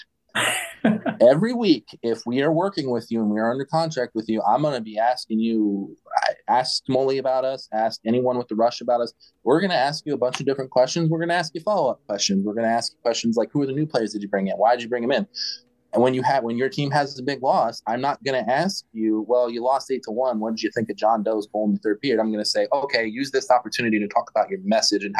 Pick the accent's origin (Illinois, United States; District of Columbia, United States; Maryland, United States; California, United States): Maryland, United States; Baltimore; moved away; also born or lived in North Dakota; I'm from Baltimore